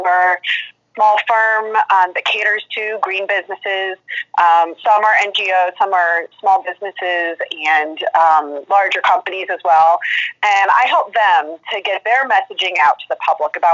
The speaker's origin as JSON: {"language": "English", "town": "St. Louis", "region": "Missouri", "country": "United States", "tie": "born or raised there", "also_born_or_lived": "East Coast", "said": "I am in St. Louis, Missouri, mostly born and raised here in the Midwest"}